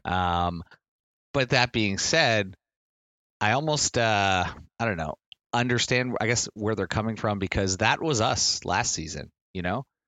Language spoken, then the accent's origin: English; Nova Scotia, Canada; now in Ontario, Canada; I grew up in Nova Scotia